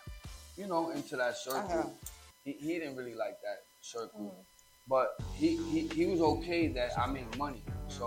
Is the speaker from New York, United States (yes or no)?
yes; New York City, New York, United States; also born or lived in Charlotte, North Carolina / Far Rockaway; My hometown is always New York City